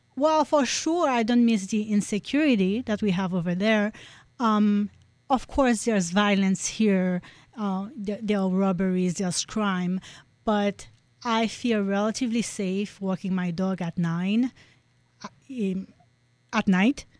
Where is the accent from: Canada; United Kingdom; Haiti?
Haiti; moved away as an adult; now in United States; growing up in Haiti